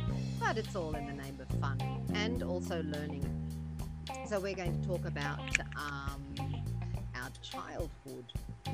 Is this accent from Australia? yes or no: yes; Australia; now in Greece; I was born and raised in Australia